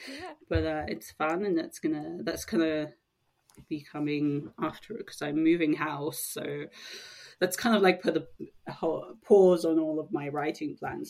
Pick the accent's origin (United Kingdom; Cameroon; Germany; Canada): United Kingdom; Sussex, South East England; I grew up in Sussex